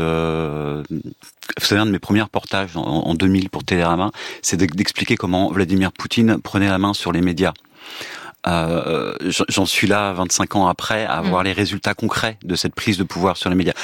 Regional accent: France; en tant que français d'origine russe

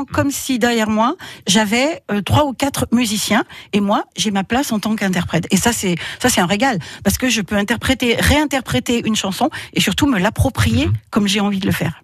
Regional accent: Drôme, Auvergne-Rhône-Alpes, France; je suis née dans la Drôme, voilà donc je suis allée à l'école dans la Drôme, donc moi je suis restée, je suis une vraie

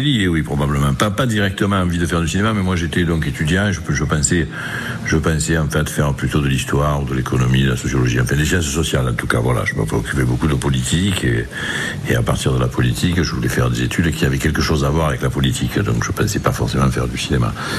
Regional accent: Marseille, Provence-Alpes-Côte d'Azur, France; dans le milieu ouvrier dans lequel je suis né à Marseille

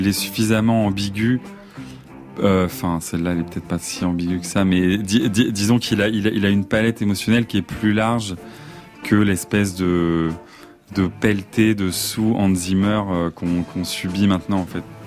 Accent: Vincennes, Île-de-France, France; also born or lived in Besançon / Paris; moi, j'ai grandi à Vincennes, mais je suis né à Besançon

